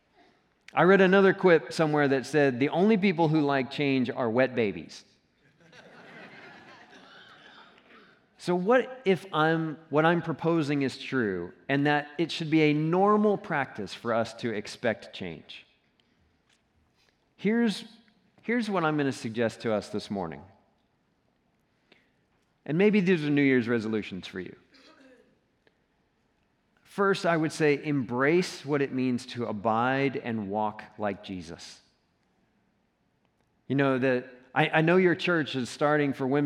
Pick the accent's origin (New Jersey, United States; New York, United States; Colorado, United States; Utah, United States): Colorado, United States; I'm from Colorado, I'm not from Texas.